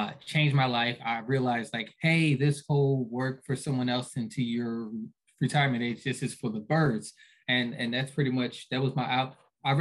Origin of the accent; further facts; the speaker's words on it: Philadelphia, Pennsylvania, United States; I was raised by a single mom. I'm from Philly.